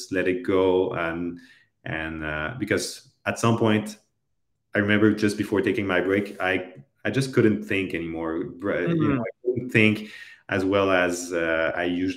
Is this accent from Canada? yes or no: yes; Canada; I'm a Canadian